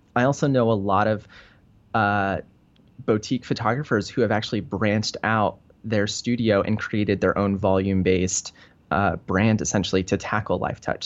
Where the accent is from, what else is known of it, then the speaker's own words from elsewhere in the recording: Denver, Colorado, United States; moved away as an adult; now in Venice, California, United States; I, uh, grew up in Denver. So I grew up in Colorado.